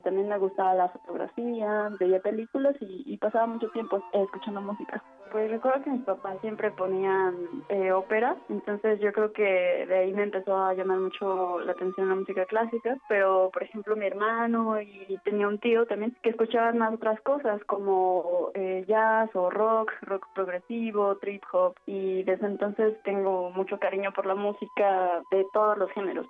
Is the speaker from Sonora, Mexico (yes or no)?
no; Mexico City, Mexico; nací en, en la Ciudad de México el 4 de noviembre del 97